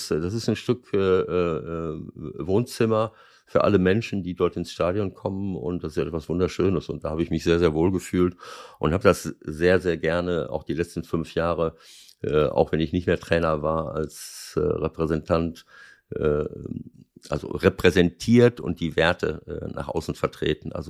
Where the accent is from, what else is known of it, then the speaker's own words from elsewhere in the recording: North Rhine-Westphalia, Germany; now in Moers, Germany; ich bin auch noch unten äh, in, in meiner Heimat im Kreis Lippe Klimabotschafter.